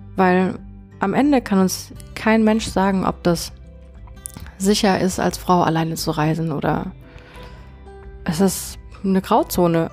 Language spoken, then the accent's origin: German; Konstanz, Baden-Württemberg, Germany; meiner Heimatstadt Konstanz